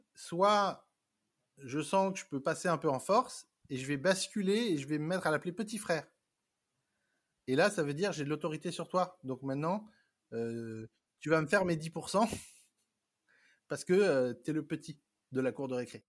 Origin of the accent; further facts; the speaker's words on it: France; moved away as an adult; also born or lived in Vietnam; now in Paris, France; je suis né en France, d'un papa vietnamien, d'une mère française. J'ai grandi, j'ai fait mes études en France.